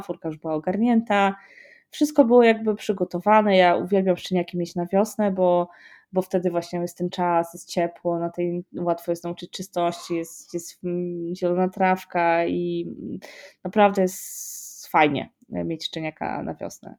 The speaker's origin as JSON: {"language": "Polish", "country": "Poland", "said": "jestem z Polski"}